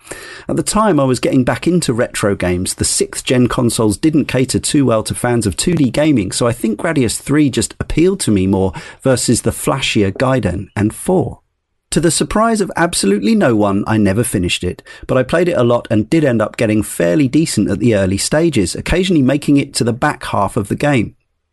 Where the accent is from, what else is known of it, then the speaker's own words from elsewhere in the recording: Weston-super-Mare, South West England, United Kingdom; I have no memory of having played it at any of the numerous arcades that lined the seafront where I grew up in Western Supermare. I was born in 86